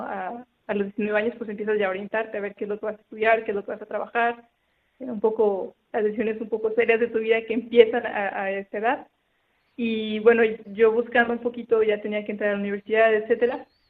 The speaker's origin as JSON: {"language": "Spanish", "town": "Saltillo", "region": "Coahuila", "country": "Mexico", "tie": "born or raised there", "moved": "yes", "said": "yo soy de Saltillo, es el norte de México."}